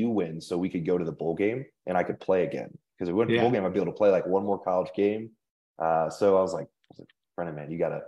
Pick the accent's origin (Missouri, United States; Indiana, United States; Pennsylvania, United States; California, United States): Indiana, United States; moved away as an adult; now in Denver, United States; I'm from Indiana, grew up a Purdue fan